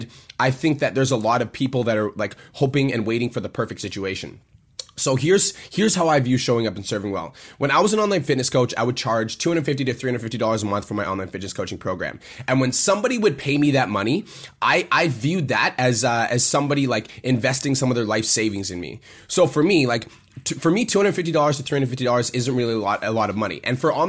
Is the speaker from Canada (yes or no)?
yes; Canada; moved away; So I came from Canada